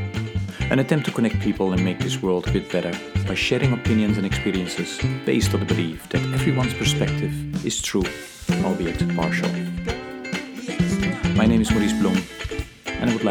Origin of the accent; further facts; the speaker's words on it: Netherlands; moved away; I'm also from the Netherlands